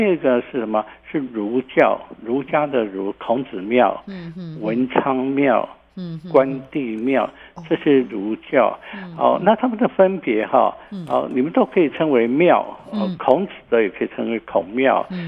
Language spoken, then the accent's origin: Chinese; Taiwan; 我们台湾人